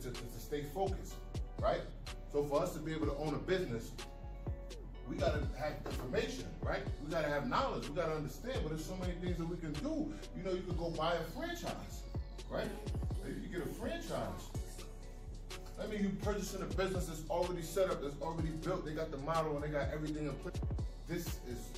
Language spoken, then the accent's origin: English; New York City, New York, United States; I'm from New York City